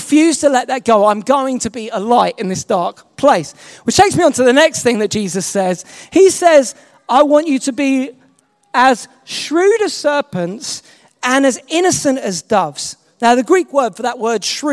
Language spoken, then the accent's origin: English; England, United Kingdom; I'm not American, I'm English.